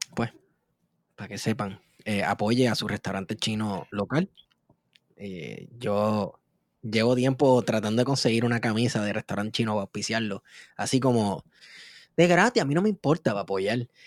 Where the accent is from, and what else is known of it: Puerto Rico